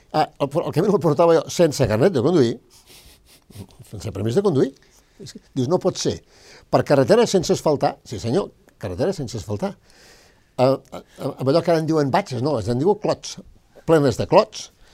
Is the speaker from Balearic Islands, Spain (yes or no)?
no; Belianes, Catalonia, Spain; moved away; also born or lived in Maldà / Barcelona; neixo a Maldà, sóc de Belianes